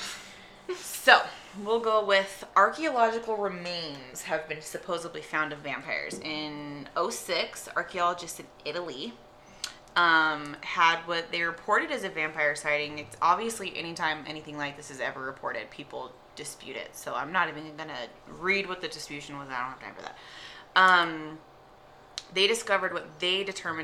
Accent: England, United Kingdom; moved away; I'm from England anyways.

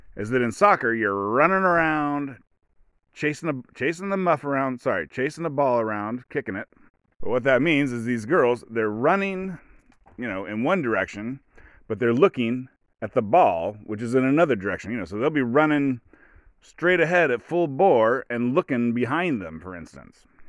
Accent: United States; I'm an American

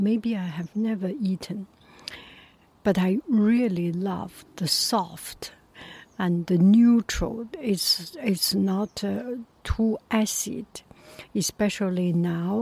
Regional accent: Beijing, China; moved away; I was from Beijing, and in my area there was no banana produced.

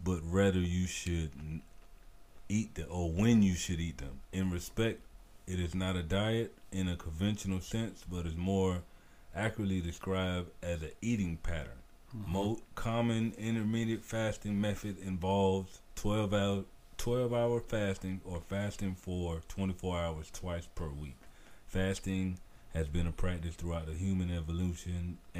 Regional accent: United States; I'm American.

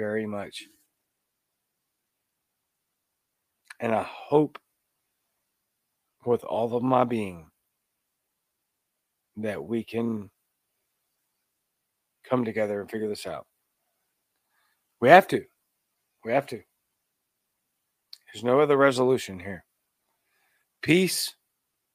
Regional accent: Louisiana, United States; now in Mississippi, United States; I live in a deep red state of Mississippi, where I'm born in Louisiana, by the way. I am Cajun, the Cajun libertarian

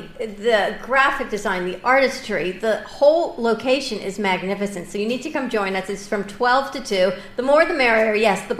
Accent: Bronx, New York, United States; Yeah, growing up Bronx.

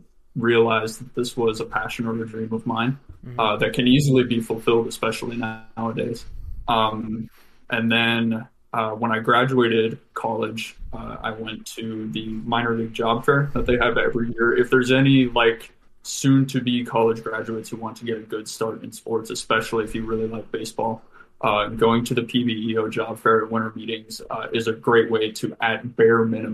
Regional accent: Wyoming, United States; also born or lived in Oklahoma; now in Colorado, United States; I'm originally from Wyoming

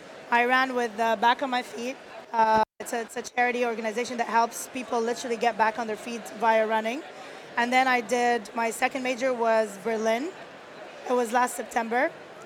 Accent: Kuwait; I grew up in Kuwait. I was born and raised in Kuwait. My parents are Egyptian.

